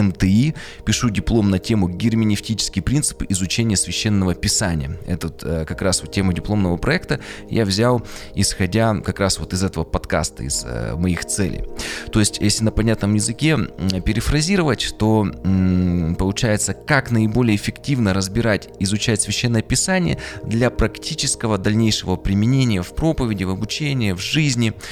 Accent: Yekaterinburg, Sverdlovsk Oblast, Russia; Я родился на Урале, в Екатеринбурге в 1985 году.

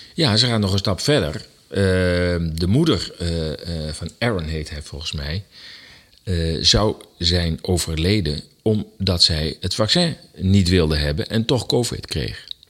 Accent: Netherlands; wij als Nederlanders

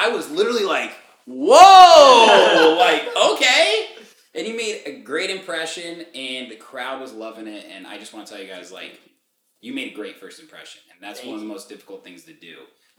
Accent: Indiana, United States; now in Chicago, United States; Like I came from Indiana.

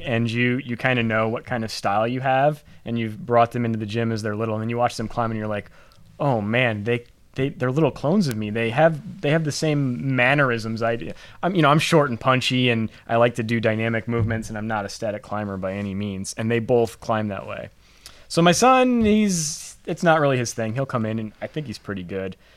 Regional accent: Moline, Illinois, United States; moved away as an adult; also born or lived in Champaign-Urbana, Illinois; now in Cincinnati, United States; I'm from Illinois originally. So I was introduced in my hometown of Moline, Illinois

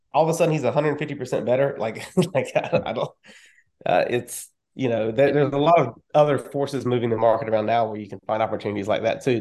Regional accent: North Carolina, United States; I am from North Carolina

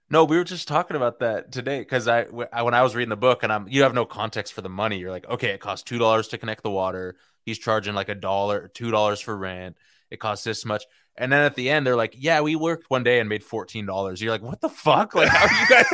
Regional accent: South Bay, California, United States; we grew up in the South Bay

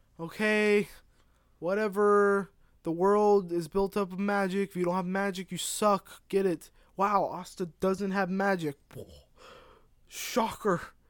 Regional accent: the South, United States; I'm from the South. All this Yankee air is getting in my head.

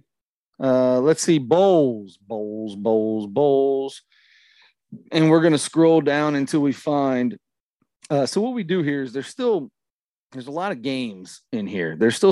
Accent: Cincinnati, Ohio, United States; born or raised there

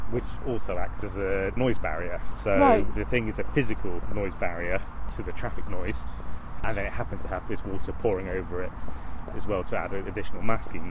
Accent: Bristol, South West England, United Kingdom; I grew up in Ashton underneath the Cumberland Basin.

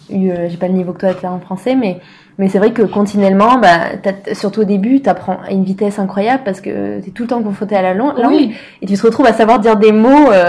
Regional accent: France; now in Montreal, Canada; moi, en tant que française, c'est pas mon accent.

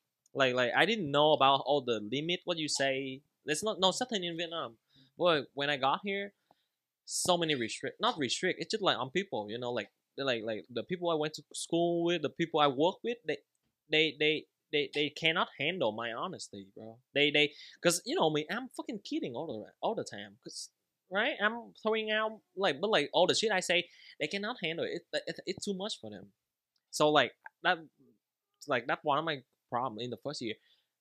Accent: Anaheim, California, United States; Bro, you're saying I'm from LA, but like, bro, I'm from Anaheim, bro.

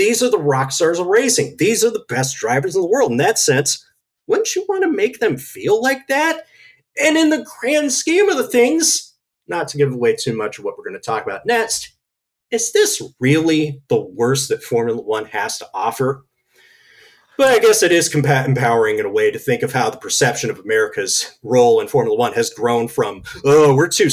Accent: United States; as an American host who grew up on American sport

